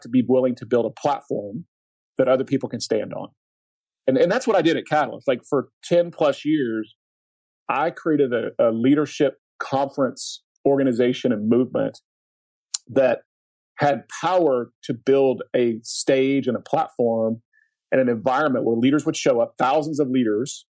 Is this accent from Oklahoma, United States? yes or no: yes; Oklahoma, United States; I grew up in Oklahoma